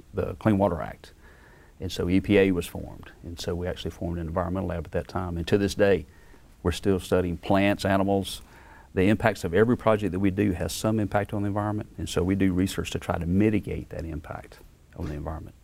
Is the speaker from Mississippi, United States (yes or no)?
yes; Beaumont, Mississippi, United States; moved away; I'm yeah. from Beaumont, Mississippi